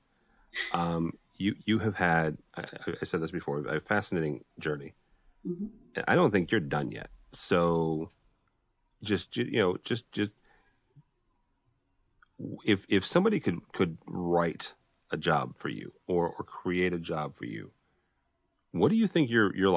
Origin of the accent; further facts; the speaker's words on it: St. Louis, Missouri, United States; I'm born and raised in St. Louis